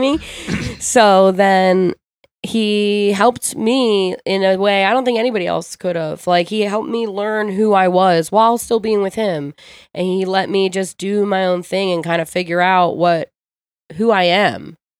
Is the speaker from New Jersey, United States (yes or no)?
yes; Ocean City, New Jersey, United States; also born or lived in Philadelphia; I grew up in Ocean City